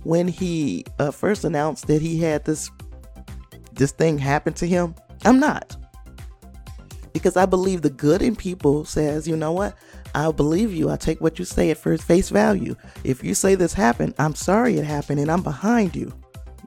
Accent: Chicago, Illinois, United States; And I'm from that area. I'm from the Chicago area

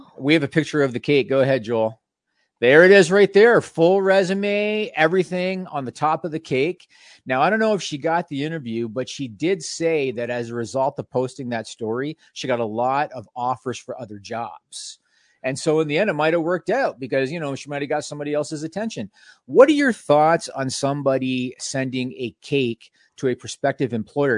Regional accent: Canada; being Canadian

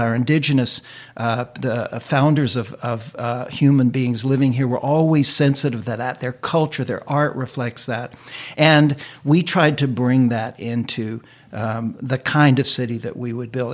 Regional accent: United States; moved away as an adult; now in Vancouver, Canada; I was an immigrant from the United States

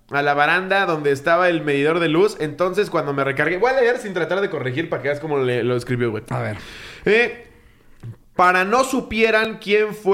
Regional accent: Taxco, Guerrero, Mexico; lugar de donde soy, Taxco, solíamos salir a jugar a la calle.

